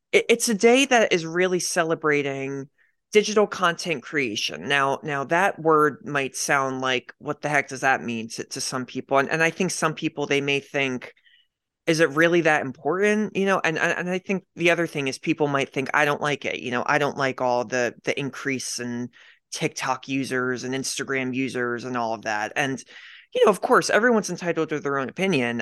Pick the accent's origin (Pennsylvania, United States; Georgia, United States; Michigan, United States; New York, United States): Pennsylvania, United States; Media; I grew up in Pennsylvania, I grew up in this town, uh, it's called Media Pennsylvania